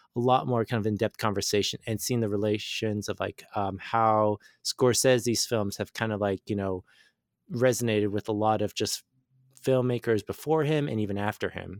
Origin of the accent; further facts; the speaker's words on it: San Diego, California, United States; I'm from San Diego, so we rarely get any rain at all